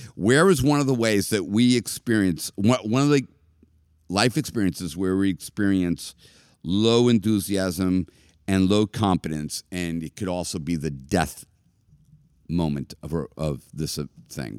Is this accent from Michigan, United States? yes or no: no; Boston, Massachusetts, United States; I was from Boston